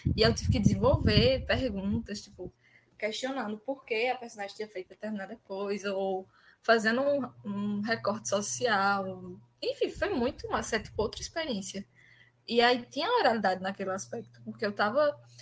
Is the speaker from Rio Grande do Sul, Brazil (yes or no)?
no; Arcoverde, Pernambuco, Brazil; Como eu sou de Arco Verde, a gente tem muita questão do samba de popular